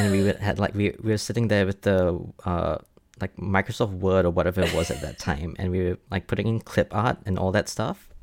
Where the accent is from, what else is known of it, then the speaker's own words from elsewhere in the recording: Singapore; moved away as an adult; now in Brisbane, Australia; I was born and raised in Singapore up until I moved to Brisbane to be with my partner like five years ago.